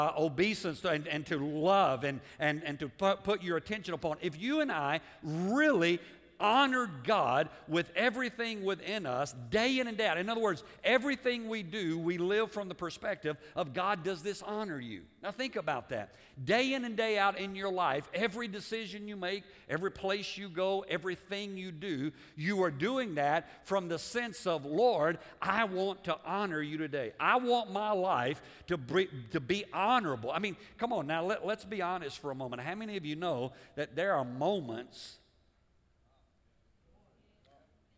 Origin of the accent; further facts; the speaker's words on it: United States; as American